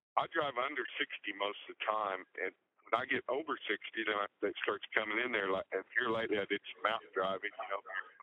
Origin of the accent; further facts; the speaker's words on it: Jamaica, Kansas, United States; I'm from Jamaica, Kansas